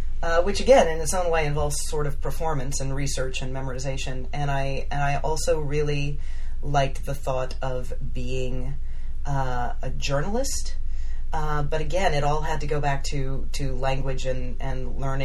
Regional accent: Florida, United States; also born or lived in Broward County, Florida / Cocoa, Florida / Orlando, Florida; I grew up in Florida, so that's always been home base for me

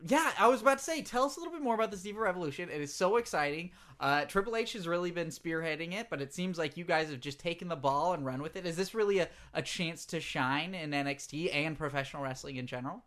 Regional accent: England, United Kingdom; accent: English; my English accent

